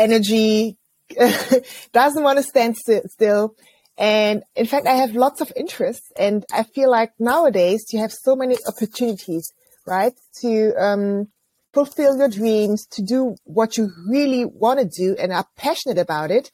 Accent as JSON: {"language": "English", "area": "near Bonn", "region": "North Rhine-Westphalia", "country": "Germany", "tie": "born or raised there", "said": "I grew up near Bonn. And as you know, Bonn used to be the former capital of Germany."}